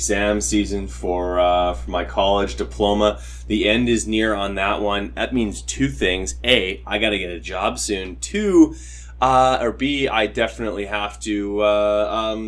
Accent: Canada; accent: Canadian

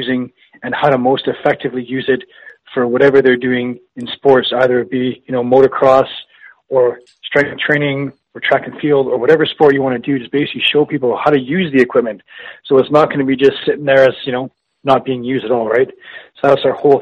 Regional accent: Winnipeg, Manitoba, Canada; I was born and raised in Winnipeg.

